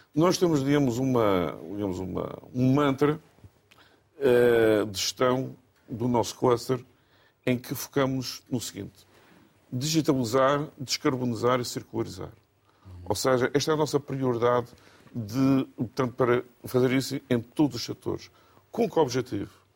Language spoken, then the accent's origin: Portuguese; Portugal; eu sou ilhéu, portanto, de nascença